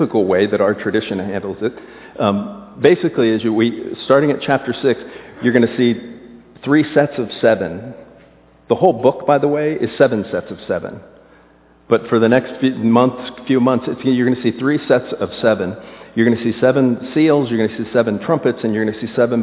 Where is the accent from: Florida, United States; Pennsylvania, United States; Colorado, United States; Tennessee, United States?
Florida, United States; South; moved away; I was raised in South Florida